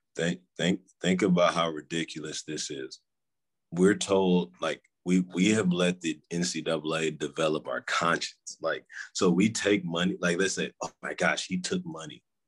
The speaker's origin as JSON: {"language": "English", "town": "Houston", "region": "Texas", "country": "United States", "tie": "born or raised there", "said": "I'm from Houston. You know, I living yeah. living in Houston my whole life."}